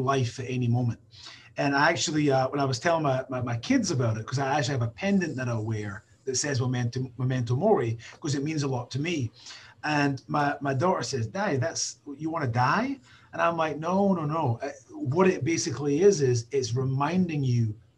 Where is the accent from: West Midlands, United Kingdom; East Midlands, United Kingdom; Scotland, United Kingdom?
Scotland, United Kingdom; I'm a Scottish guy